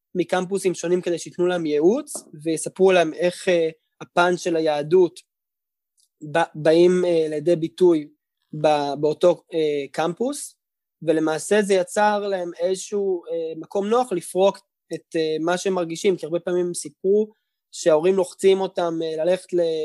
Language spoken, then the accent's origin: Hebrew; Tel Aviv, Tel Aviv District, Israel; also born or lived in Howard County, Maryland, United States; גדלתי בשדרות חן בתל אביב, על כיכר רבין